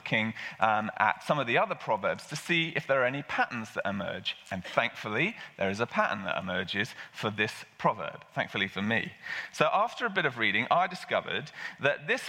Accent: England, United Kingdom; I'm English

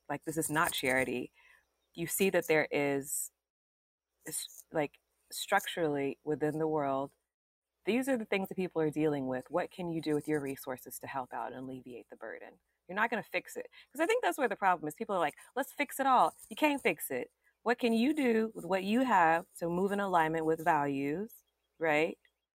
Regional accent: Columbia, Louisiana, United States; also born or lived in Yokosuka, Japan / Shreveport, Louisiana; I grew up in Columbia, Louisiana. That's where I spent my childhood

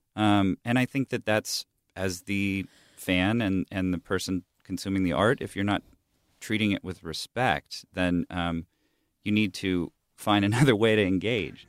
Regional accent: Huntington Beach, California, United States; also born or lived in Bay Area, California; I grew up in Southern California. Like, the prevalent music when I was a kid in Huntington Beach

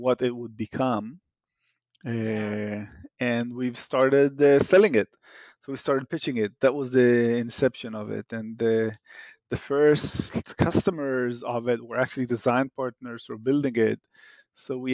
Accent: Israel; moved away; As you can hear in my accent, I'm Israeli by origin.

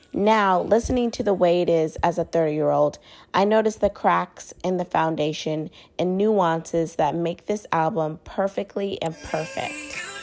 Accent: Oakland, California, United States; I was in the seventh grade in East Oakland

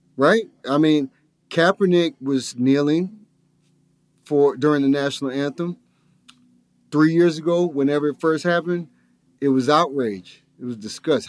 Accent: Lithonia, Georgia, United States; grew up in a predominantly black neighborhood over in Lithonia

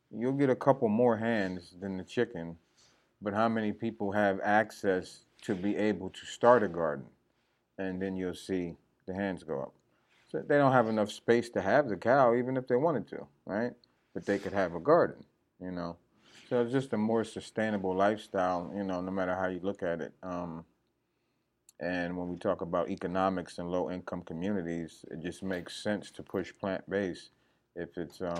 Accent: New Jersey, United States; moved away as an adult; now in Georgia, United States; Well, um, I come from New Jersey, but you know I've been in Georgia for about 20 years now.

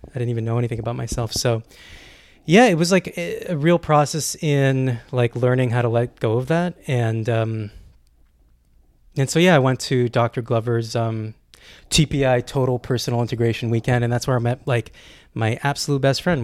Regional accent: Canada; moved away as an adult; I'm Canadian

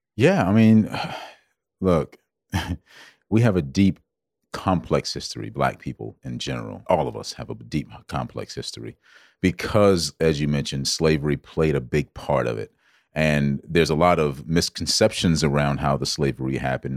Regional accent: Georgetown, South Carolina, United States; I grew up in South Carolina. Born and raised, of course, Georgetown, South Carolina, to be exact.

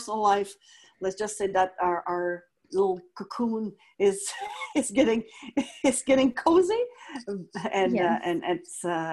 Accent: Quebec, Canada; I never forget where I come from, regardless it is from my hometown in Quebec

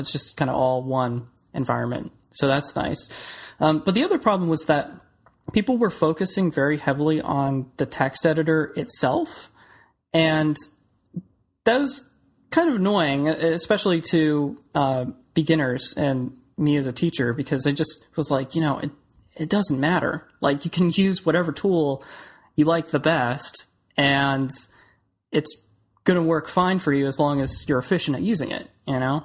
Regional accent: Clearwater, Florida, United States; also born or lived in Orlando; I grew up in Clearwater, which is in the Tampa Bay area, and I came over to Orlando to go to school.

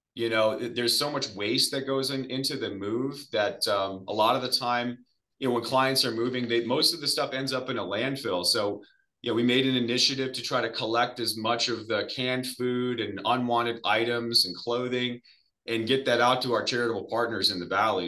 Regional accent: Arizona, United States; I am from Arizona, originally born and raised here, which is pretty rare.

